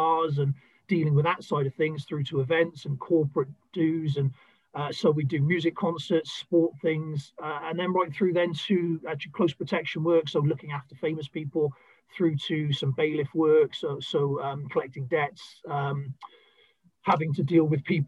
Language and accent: English; South Wales, United Kingdom; moved away as an adult; also born or lived in Bristol; I was originally born in a small town in South Wales